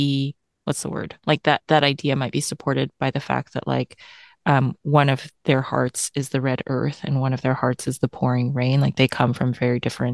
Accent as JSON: {"language": "English", "region": "Tennessee", "country": "United States", "tie": "born or raised there", "said": "I grew up in Tennessee"}